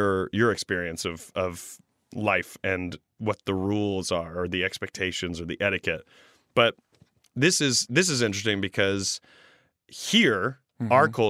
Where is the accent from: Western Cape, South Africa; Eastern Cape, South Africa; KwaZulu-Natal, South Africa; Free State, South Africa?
Free State, South Africa; Virginia; I am from Virginia. Virginia is a small town located in the farming and agricultural province, state, quotations, called Free State. Central South Africa is also what it's called.